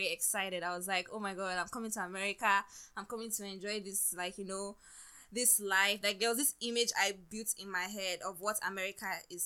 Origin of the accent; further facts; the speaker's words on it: Nigeria; now in United States; growing up in Nigeria